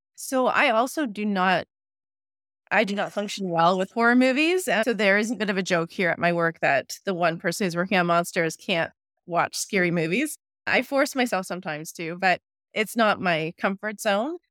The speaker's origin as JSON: {"language": "English", "town": "Ottawa", "region": "Ontario", "country": "Canada", "moved": "as an adult", "lives_now": "Manitoba, Canada", "said": "I'm originally from Ottawa, Ontario, so I had to make the trek out here to Manitoba"}